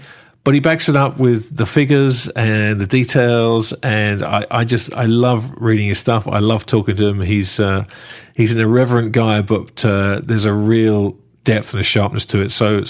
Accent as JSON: {"language": "English", "town": "Sheboygan", "region": "Wisconsin", "country": "United States", "said": "The truth is, I'm from Sheboygan."}